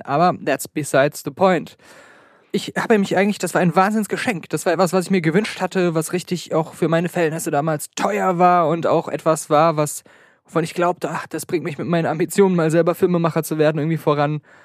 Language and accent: German; Germany; ich komme aus Deutschland.